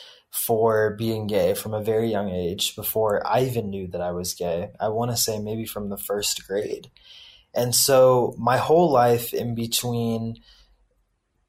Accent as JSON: {"language": "English", "town": "Houston", "region": "Texas", "country": "United States", "tie": "born or raised there", "also_born_or_lived": "India", "said": "I grew up in the South, in a very conservative part of Texas"}